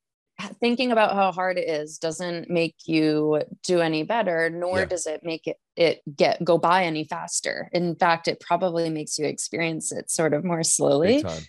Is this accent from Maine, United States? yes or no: yes; Maine, United States; now in Lake Placid, United States; I am from Maine originally, but I don't okay. live in Maine anymore. I'm actually in okay. Lake Traitor. Placid, New York.